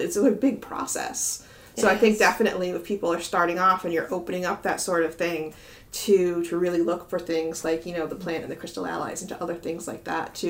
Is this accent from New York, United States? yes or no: no; Massachusetts, United States; also born or lived in Boston; I grew up in Massachusetts, but in a much smaller town